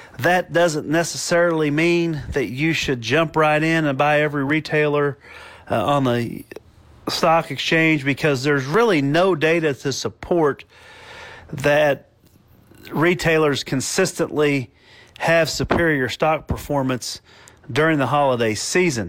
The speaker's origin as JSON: {"language": "English", "country": "Italy", "said": "the Piedmont in my home country of Italy"}